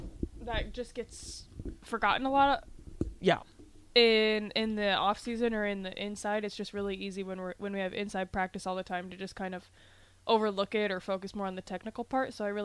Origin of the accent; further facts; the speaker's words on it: Wahoo, Nebraska, United States; I'm from Wahoo, so I'm on closer to the north end of Lincoln